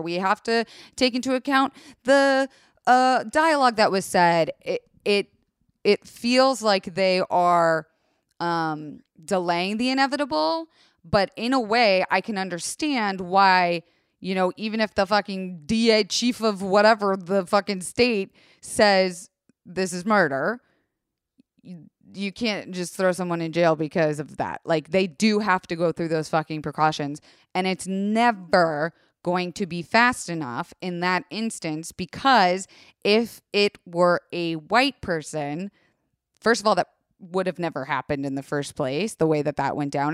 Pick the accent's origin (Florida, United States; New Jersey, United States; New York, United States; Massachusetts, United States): Florida, United States; Tampa; I grew up in Tampa, Florida, and it's a mix of country and suburbia